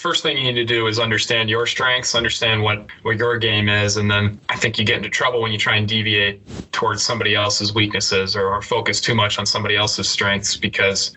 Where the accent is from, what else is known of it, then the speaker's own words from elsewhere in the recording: Knoxville, Tennessee, United States; growing up in Knoxville.